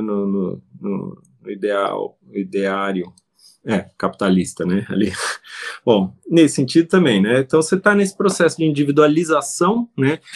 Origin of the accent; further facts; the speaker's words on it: Brazil; a nossa realidade como brasileiros